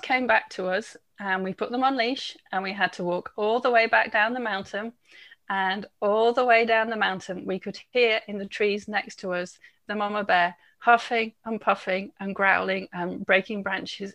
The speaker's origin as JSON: {"language": "English", "region": "England", "country": "United Kingdom", "moved": "yes", "said": "I'm English"}